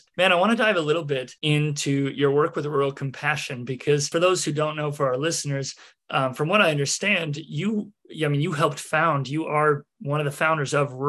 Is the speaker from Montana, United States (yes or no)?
yes; Billings, Montana, United States; also born or lived in Baker, Montana; I came from Billings, Montana, which is our largest city. And then I moved to Baker, a town of 1,200.